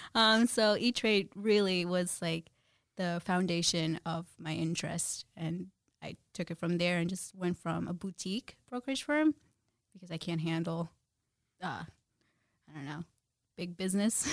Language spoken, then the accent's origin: English; Jersey City, New Jersey, United States; born or raised there; also born or lived in Guyana / New York / Brooklyn